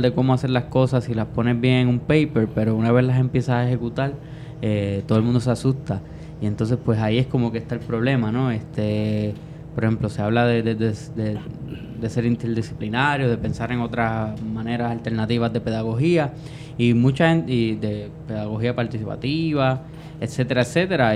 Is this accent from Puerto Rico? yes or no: yes; Puerto Rico